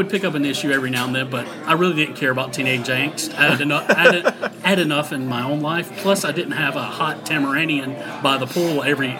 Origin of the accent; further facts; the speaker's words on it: North Carolina, United States; I am from North Carolina.